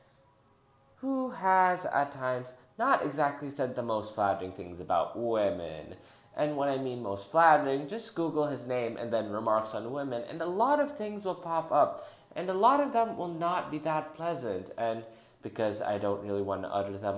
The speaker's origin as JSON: {"language": "English", "country": "Philippines", "said": "in my home country, the Philippines"}